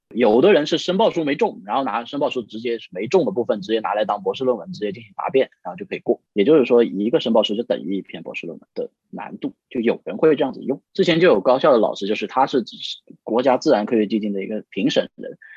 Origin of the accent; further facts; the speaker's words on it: Guangxi, China; moved away; also born or lived in Suzhou; 因为我们家是广西的嘛